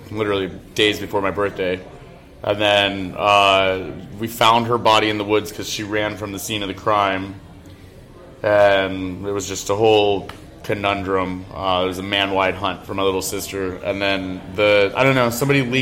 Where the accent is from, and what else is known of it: Iowa, United States; moved away